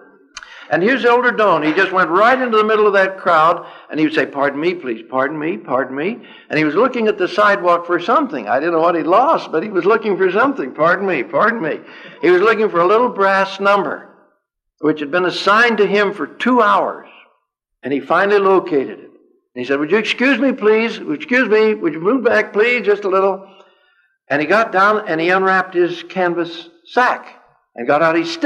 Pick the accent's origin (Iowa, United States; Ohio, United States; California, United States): California, United States; I'm from California